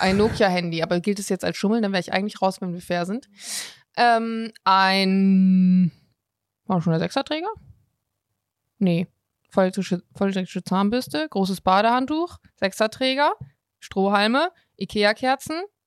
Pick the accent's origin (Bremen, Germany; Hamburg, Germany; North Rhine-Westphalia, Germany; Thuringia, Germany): Bremen, Germany; Ich komme tatsächlich aus Bremen.